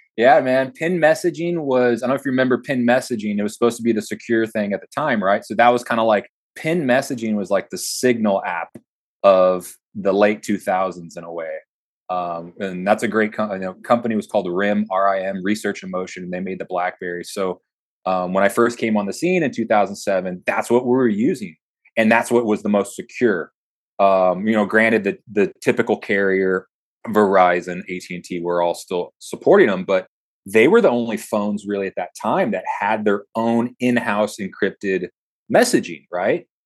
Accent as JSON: {"language": "English", "region": "South Texas", "country": "United States", "tie": "born or raised there", "said": "I'm a kid from South Texas driving around clients in Los Angeles with a Tom Tom"}